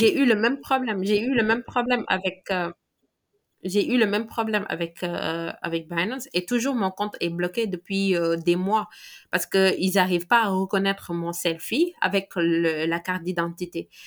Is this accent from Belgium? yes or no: no; Mbour, Thiès, Senegal; j'ai grandi à Hambourg et on a le deuxième port, le deuxième plus grand port du Sénégal